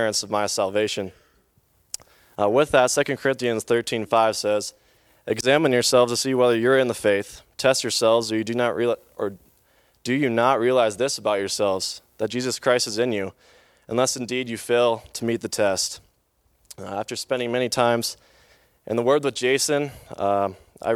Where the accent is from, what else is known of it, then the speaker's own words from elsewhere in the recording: Bozeman, Montana, United States; in Bozeman, Montana all my life, lived in the same home all of my life